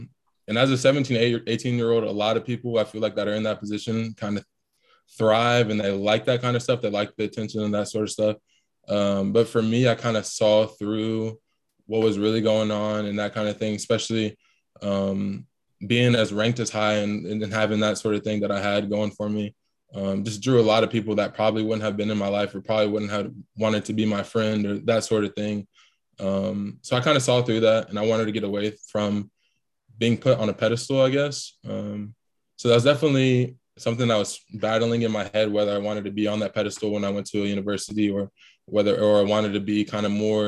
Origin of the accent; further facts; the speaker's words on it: Tampa, Florida, United States; born there; also born or lived in Ohio / Texas; Yeah, so I was born in Tampa, Florida. My dad was stationed out there, kind of going overseas every once in a while. Moved to Ohio for about 2 years when I was super young.